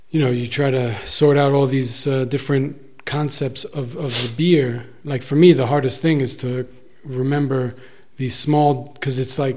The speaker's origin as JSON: {"language": "English", "country": "United States", "said": "I'm an American"}